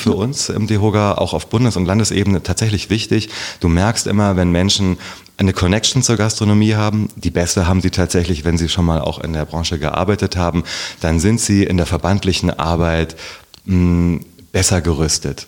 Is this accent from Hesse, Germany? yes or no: yes; Herborn, Hesse, Germany; moved away as an adult; also born or lived in Kassel / Passau / Berlin; now in Wiesbaden, Germany; in Herborn bin ich aufgewachsen